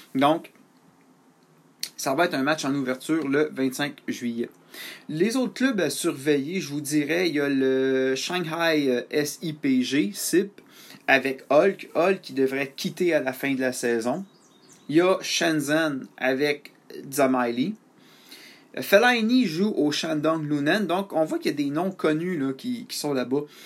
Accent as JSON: {"language": "French", "country": "Canada", "said": "je suis un Canadien"}